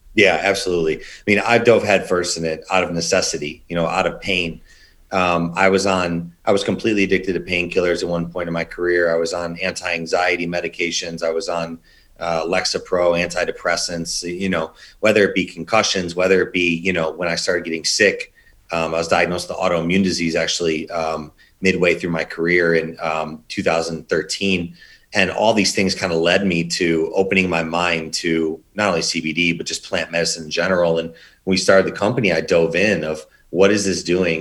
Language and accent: English; Chicago, Illinois, United States; also born or lived in Indiana; born and raised in Chicago